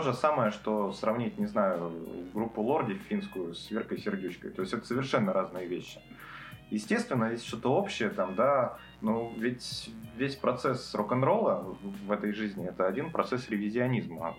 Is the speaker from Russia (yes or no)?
yes; Petrozavodsk, Republic of Karelia, Russia; я родился в Петрозаводске, это столица Карелии, это лютый север. Погода там такая же, как в Сиэтле. Вот я рос, мне было 15, 16, 17 лет